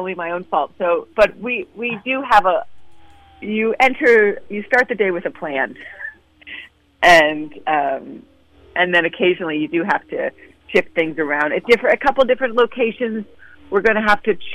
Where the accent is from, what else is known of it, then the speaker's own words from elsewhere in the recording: San Francisco, California, United States; I grew up in San Francisco in a family that was in opera and music